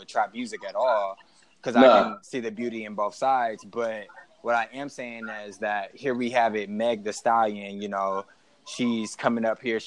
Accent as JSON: {"language": "English", "region": "Texas", "country": "United States", "said": "I'm from Texas"}